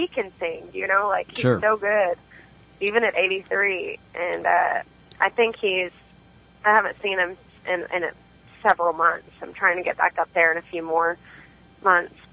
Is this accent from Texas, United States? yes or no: yes; China Spring, Texas, United States; moved away as an adult; now in Fort Worth, United States; I'm from China Spring, Texas, which is outside of Waco.